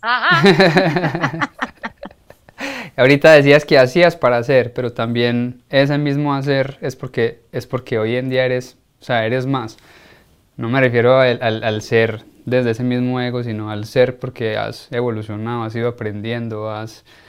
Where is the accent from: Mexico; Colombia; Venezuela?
Colombia; uno como colombiano